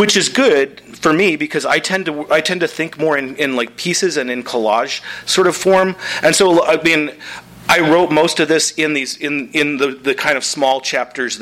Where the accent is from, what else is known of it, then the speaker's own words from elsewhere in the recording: Midwest, United States; I'm from the Midwest